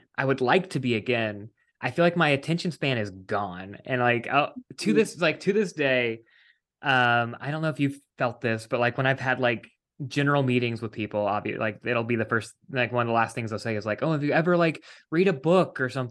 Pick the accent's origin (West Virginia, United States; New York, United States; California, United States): West Virginia, United States; moved away; I am from West Virginia originally